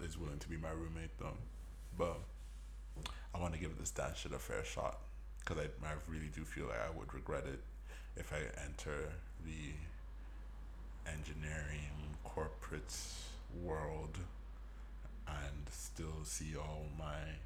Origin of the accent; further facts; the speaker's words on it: Jos, Plateau, Nigeria; I was born in Joss.